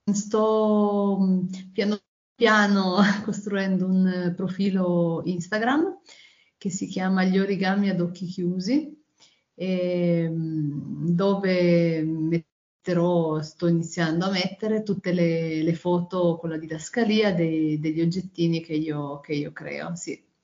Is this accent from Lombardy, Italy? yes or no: no; Turin, Piedmont, Italy; io sono di Torino